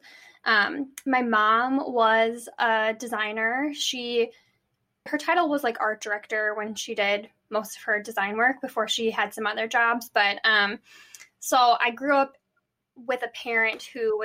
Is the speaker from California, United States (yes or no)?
no; Minneapolis, Minnesota, United States; also born or lived in Des Moines, Iowa; I'm from Minneapolis. I still live here